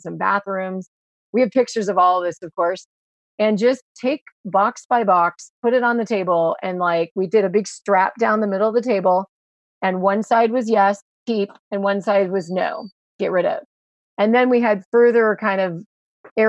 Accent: Mendocino County, California, United States; we're from Mendocino County, the wine country area

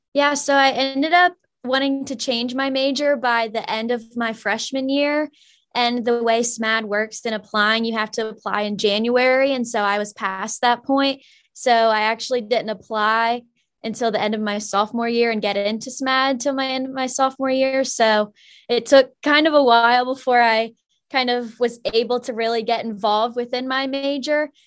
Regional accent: Mechanicsville, Virginia, United States; I'm from Mechanicsville, Virginia

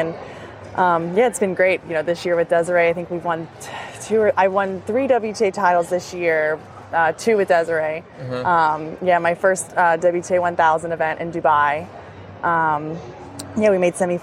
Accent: Destin, Florida, United States; also born or lived in Alabama; In Destin, Florida. It's in the Panhandle

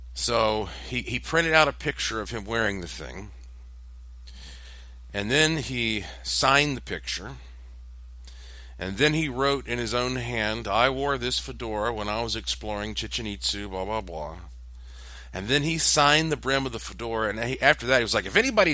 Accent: Asheville, North Carolina, United States; being born and raised in Asheville and having both of my family sides, mom and dad's side, from Asheville

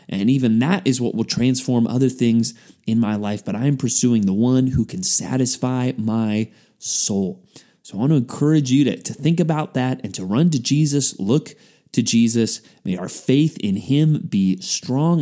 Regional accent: San Antonio, Texas, United States; as a high school student growing up in San Antonio, Texas

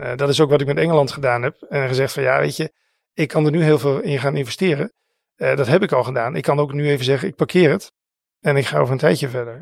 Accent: Netherlands; wij zijn natuurlijk als Nederlanders

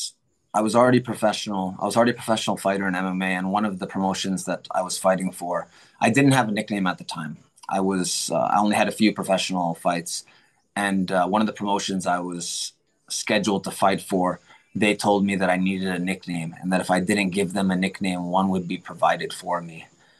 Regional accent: Tokyo, Japan; My brother and I, we're born and raised in Tokyo, Japan. Even though I'm Phil Am, my bro, yeah, my mom is Filipino, my dad is American, but we grew up in Japan because my parents were international school teachers.

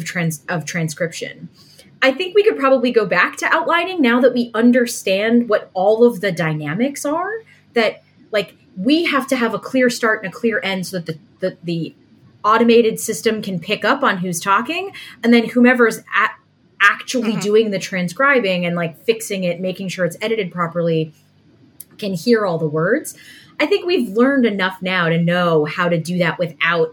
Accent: the northeast of the United States, United States; Megan and I, as you can tell already, come from the northeast of the United States

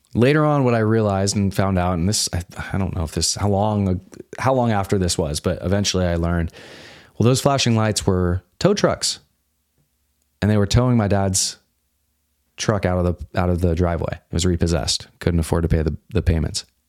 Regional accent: suburb of Salt Lake City, Utah, United States; I grew up in Utah. This is a suburb of, of Salt Lake City.

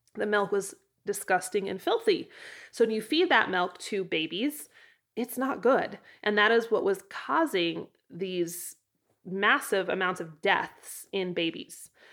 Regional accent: Idaho, United States; now in Wyoming, United States; In Idaho, my home state

